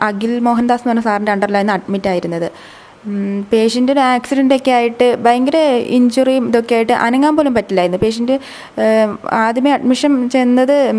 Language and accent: Malayalam; Mananthavady, Kerala, India; also born or lived in Kozhikode; എൻ്റെ വീട് മാനന്തവാടി